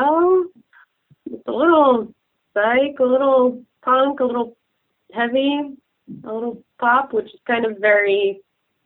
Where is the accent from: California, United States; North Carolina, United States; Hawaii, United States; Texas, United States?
Hawaii, United States; also born or lived in Colorado / Kentucky; now in Portland, United States; I'm from Hawaii originally, but I've been in Portland for the last 13 years